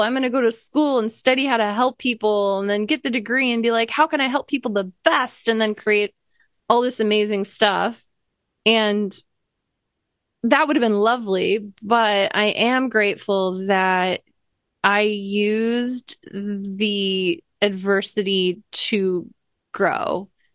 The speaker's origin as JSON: {"language": "English", "region": "Iowa", "country": "United States", "tie": "born or raised there", "said": "I grew up in Iowa"}